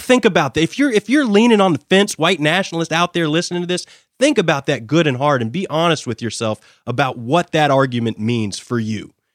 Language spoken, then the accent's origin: English; United States; I hold as an American